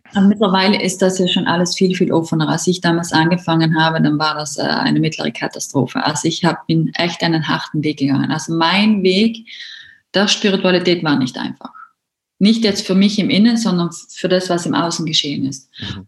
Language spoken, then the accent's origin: German; South Tyrol, Trentino-Alto Adige, Italy; herkommen durch aus Südtirol.